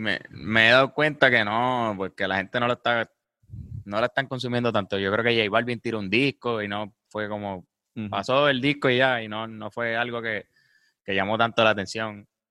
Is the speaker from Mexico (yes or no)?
no; Puerto Rico